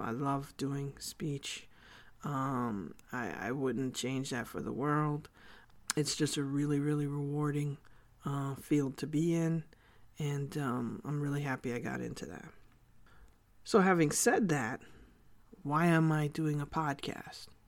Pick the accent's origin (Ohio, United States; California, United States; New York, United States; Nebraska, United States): New York, United States; New York City; also born or lived in Korea; I was born and raised in the Bronx, New York.